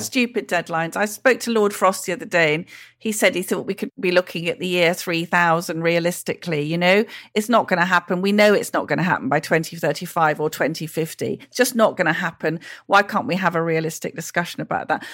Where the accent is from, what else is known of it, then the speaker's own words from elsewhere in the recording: Welsh, Wales, United Kingdom; I'm Welsh